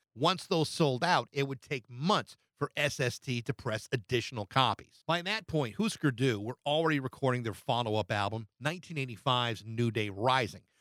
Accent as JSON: {"language": "English", "area": "small town south of Boston", "region": "Massachusetts", "country": "United States", "tie": "born or raised there", "also_born_or_lived": "Milwaukee, Wisconsin", "moved": "as an adult", "said": "I had grown up in a small town forty-five minutes south of Boston, a sheltered little place of less than nine thousand people."}